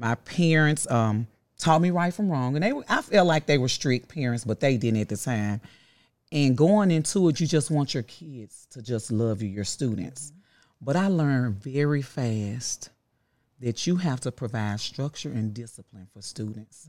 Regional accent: Memphis, Tennessee, United States; I am from South Memphis, Carver High School, class of ninety-five

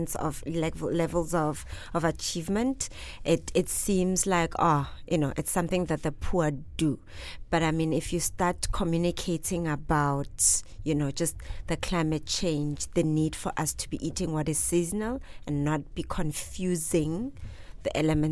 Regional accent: South Africa; I'm from South Africa

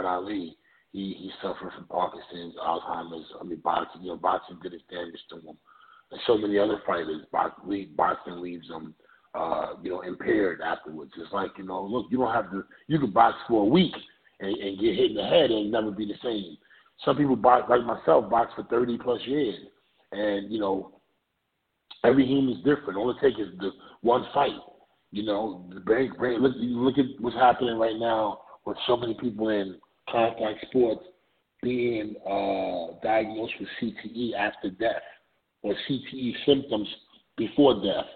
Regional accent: New York City, New York, United States; growing up in the Ville

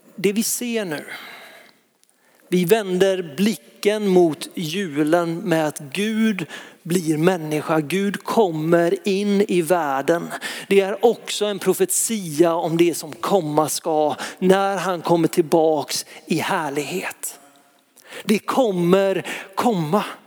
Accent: Lysekil, Västra Götaland, Sweden; i Lysekil där jag växte upp

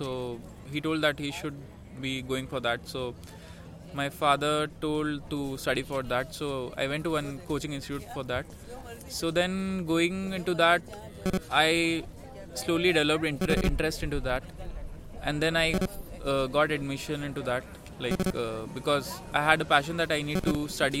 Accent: North India, India; moved away; I'm from north

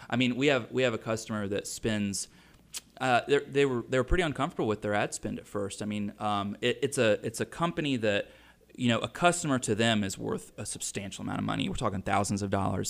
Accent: Mooresville, United States; I'm from Mooresville

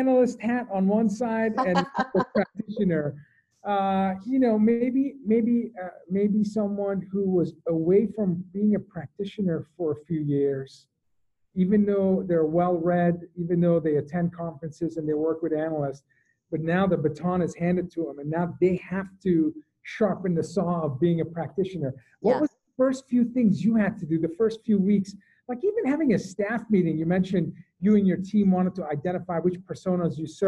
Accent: Boston, Massachusetts, United States; I'm from Boston

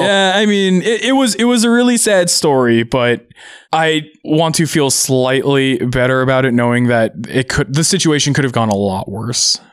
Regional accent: Seattle, Washington, United States; also born or lived in Auburn, Washington / Bellevue, Washington / Tacoma, Washington / Redmond, Washington; I've been actually kind of in the Seattle area my entire life

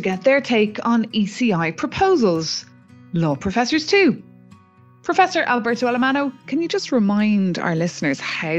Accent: Ireland; now in Brussels, Belgium; I'm an Irish reporter in Brussels

